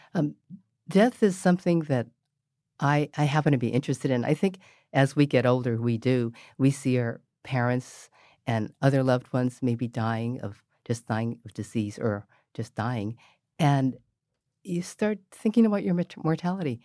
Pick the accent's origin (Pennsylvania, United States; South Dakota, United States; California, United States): California, United States; San Francisco; also born or lived in Mission District, San Francisco; I grew up in North Beach